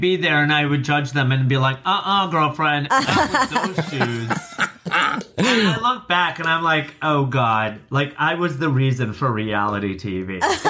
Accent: Rockford, Illinois, United States; now in New York, United States; My mother's Norwegian, my father is Turkish. I grew up in the outskirts of Chicago.

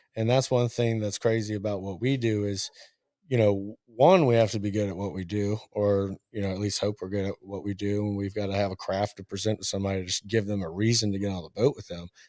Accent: Richmond, Virginia, United States; moved away as an adult; also born or lived in Murray, Kentucky / Columbia, South Carolina / Kentucky; born in Murray, Kentucky. I was raised in Richmond, Virginia.

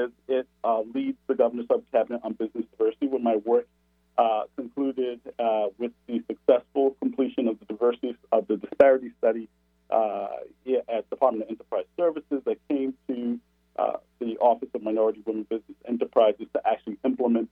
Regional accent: Providence, Rhode Island, United States; moved away as an adult; now in Seattle, United States; I'm originally from Providence, Rhode Island, out in New England

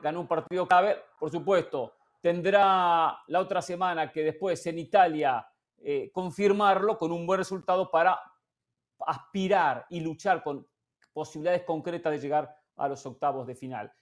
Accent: Argentina; mi posición como argentino

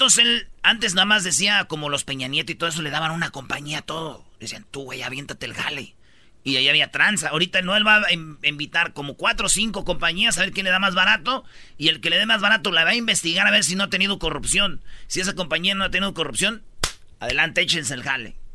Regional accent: Mexico; yo soy de México, la tierra, el país, costumbres, tradiciones

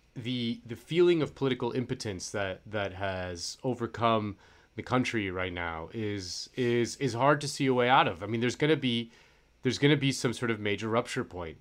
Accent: Florida, United States; moved away; I'm from Florida, so all my friends are, they're back at home in Florida

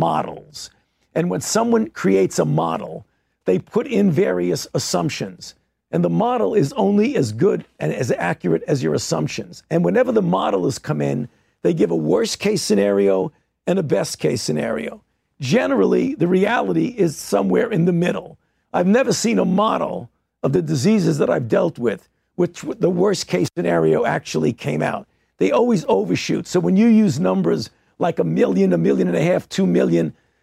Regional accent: New York City, New York, United States; as a New Yorker

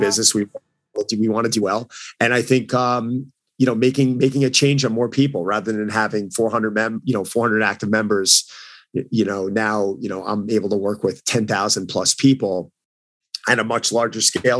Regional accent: New York, United States; I'm from New York

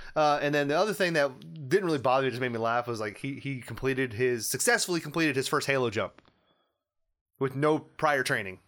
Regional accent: Indiana, United States; We're from Indiana

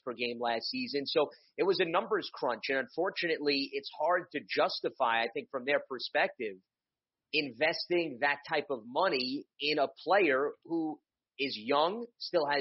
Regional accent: New York City, New York, United States; I grew up a Bulls fan in New York City

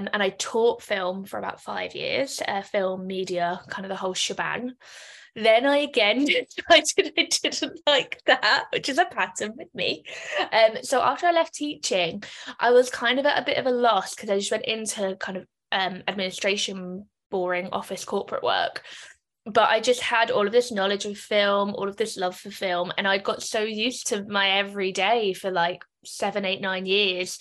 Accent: London, United Kingdom; moved away as an adult; now in Dublin, Ireland; So I'm originally from London. I'm currently based in Dublin.

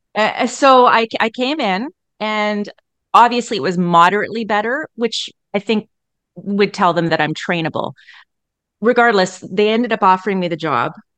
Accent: Edmonton, Alberta, Canada; I was born and raised in Edmonton

